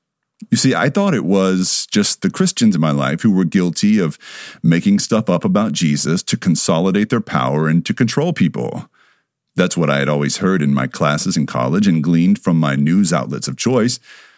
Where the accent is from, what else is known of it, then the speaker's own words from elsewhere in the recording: the Bible Belt, United States; I grew up in the Bible Belt. I didn't know any better.